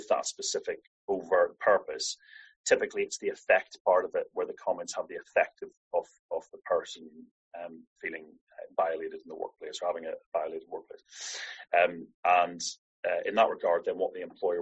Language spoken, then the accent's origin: English; Ireland; I'm Irish